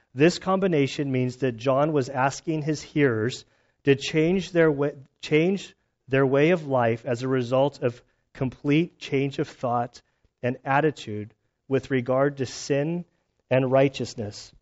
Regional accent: United States; moved away; My childhood growing up in Lake Tahoe area, uh, for about six years there

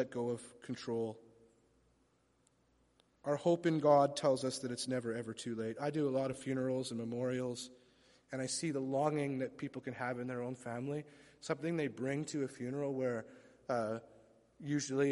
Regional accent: Vancouver, British Columbia, Canada; also born or lived in London, Ontario / Scarborough / Toronto; my mom brought my sister and I, who would have been six at the time, to live here in Vancouver. And so I spent most of my childhood, all of my childhood, back and forth.

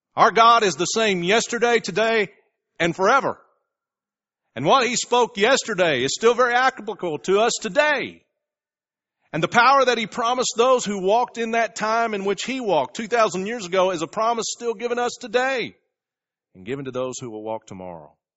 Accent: United States

